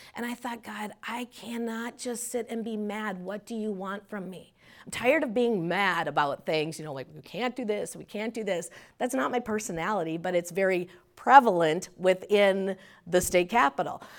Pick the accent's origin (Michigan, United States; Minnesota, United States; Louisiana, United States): Minnesota, United States; also born or lived in Paynesville, Minnesota; We'd lived there till I was, um, seven, and then we moved to the metro